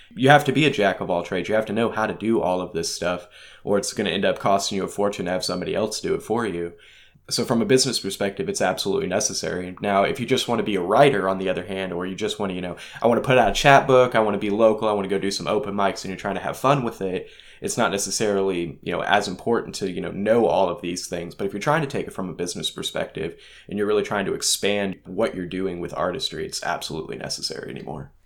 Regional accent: Leavenworth, Kansas, United States; also born or lived in Lansing, Kansas; now in Topeka, United States; I come from Leavenworth, Kansas. I lived out in the middle of nowhere initially. Um, after my parents got divorced, I lived right outside of Lansing Penitentiary

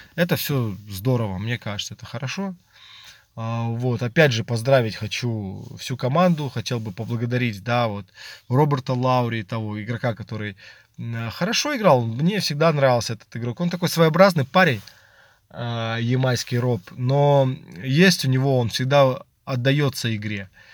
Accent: Belarus; я сам белорус

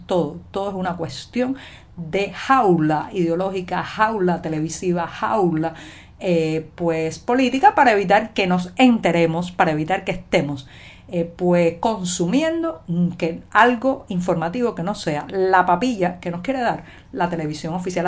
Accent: Cuba; cubana, periodista, ciudadana

